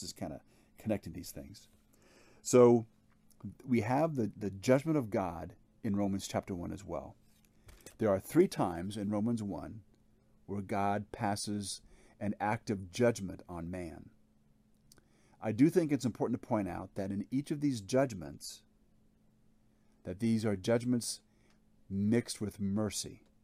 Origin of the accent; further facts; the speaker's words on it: Hawaii, United States; I grew up in Hawaii